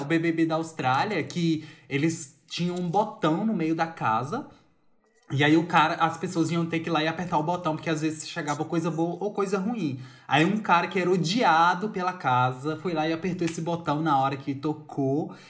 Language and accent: Portuguese; Brazil; na nossa perspectiva como brasileiro